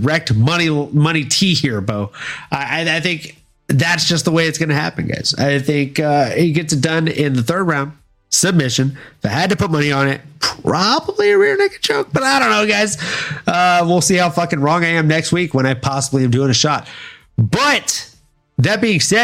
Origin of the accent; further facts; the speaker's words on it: Louisiana, United States; moved away; also born or lived in Fort Lauderdale, Florida / California; I am originally from Louisiana, my guy. I was born in Fort Lauderdale, Florida. Mostly raised in Louisiana